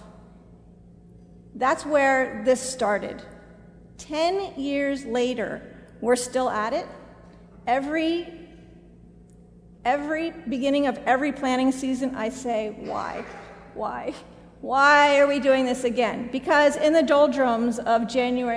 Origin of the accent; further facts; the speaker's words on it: outside of Philadelphia, Pennsylvania, United States; I was raised outside of Philadelphia